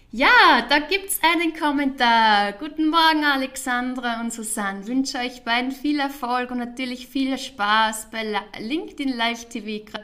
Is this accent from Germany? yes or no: no; Wels, Upper Austria, Austria; also born or lived in Vienna; now in Zurich, Switzerland; ich bin ja ursprünglich aus Wels, Oberösterreich. Liebe Grüße an äh, alle, die in meinem Heim Heimatort jetzt von meinem Heimatort aus zuschauen. Dann